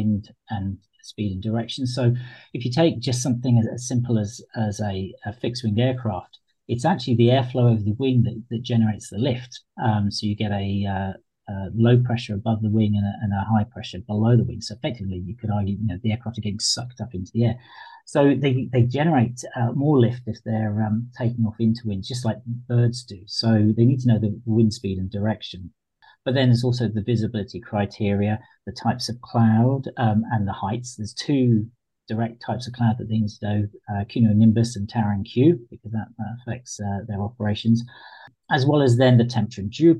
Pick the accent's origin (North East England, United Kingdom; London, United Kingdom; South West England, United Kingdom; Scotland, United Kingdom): South West England, United Kingdom; Devon; moved away; So I'm originally from Devon, and we brought up right in the sticks in a tiny little hamlet